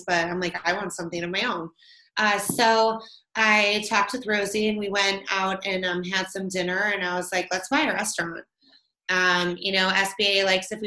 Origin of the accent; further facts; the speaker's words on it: Crystal Lake, Illinois, United States; I grew up in Crystal Lake